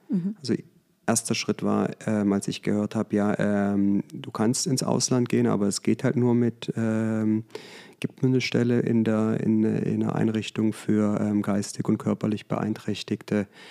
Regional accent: Germany; moved away as an adult; also born or lived in United States / Vallendar; now in Münstermaifeld, Germany; bin am Bodensee aufgewachsen

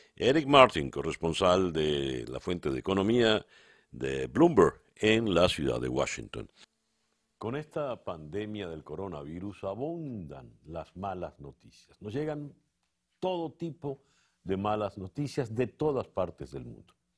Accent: Venezuela; como venezolano

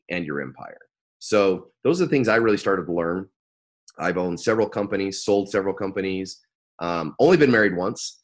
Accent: Arco, Idaho, United States; I live in Idaho, raised in Idaho, which sounds really, really crazy. But I grew up in Idaho. And if anybody out there knows a little town called Arco, Idaho, which really is tiny, tiny little town. That's where I was born.

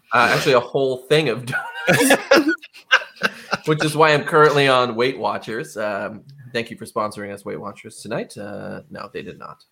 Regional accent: Rhode Island, United States; I didn't like Rhode Island. I wanted to get out. I did get out for about four years, and all I did was talk about how great Rhode Island was for four years. So I came back.

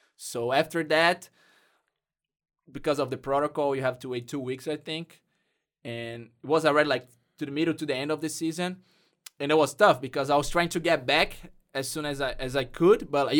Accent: Brazil; English is a second language; now in United States; soccer brought me from Brazil and brought me to the U.S. And now I can speak English.

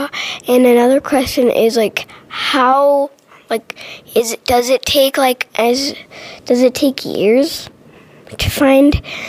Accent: New Mexico, United States; I'm from New Mexico.

